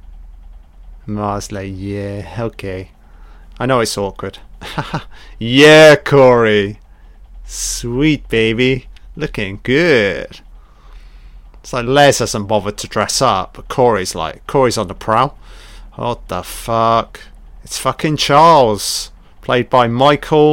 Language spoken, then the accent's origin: English; United Kingdom; I've grown up in the UK